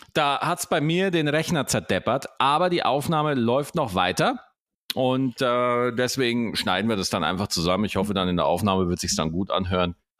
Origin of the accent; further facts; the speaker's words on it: Germany; bei uns in Deutschland